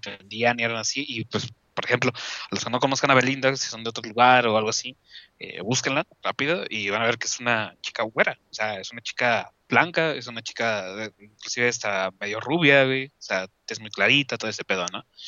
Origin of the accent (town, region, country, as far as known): Mexico